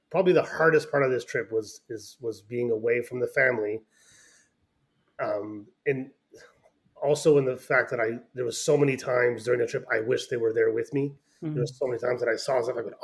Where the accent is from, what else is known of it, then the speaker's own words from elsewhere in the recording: Shediac, New Brunswick, Canada; moved away as an adult; now in Moncton, Canada; I grew up in the Grandig area, so Shediac River, Shediac. But now I've moved to Moncton with my family probably 20 years ago